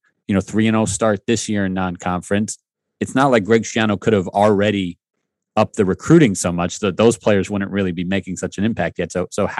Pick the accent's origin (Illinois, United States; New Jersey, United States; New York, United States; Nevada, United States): New York, United States; I'm from New York.